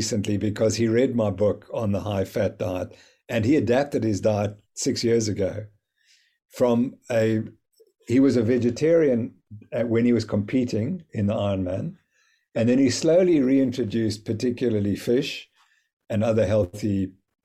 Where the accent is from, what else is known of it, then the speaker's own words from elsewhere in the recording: South Africa; I'm from South Africa